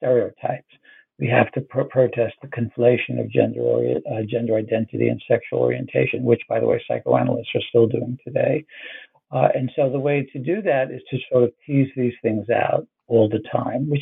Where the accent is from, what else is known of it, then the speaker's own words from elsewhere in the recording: New York City, New York, United States; I grew up in Brooklyn in Bensonhurst, which at the time was a mixed Ashkenazi, Jewish, and Italian-American neighborhood